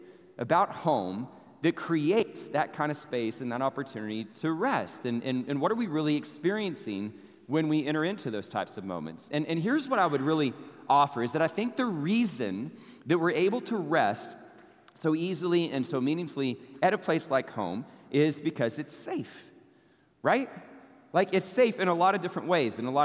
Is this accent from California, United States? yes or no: no; Abilene, Texas, United States; now in Arlington, United States; go see my family in Abilene, so I get to go back to my hometown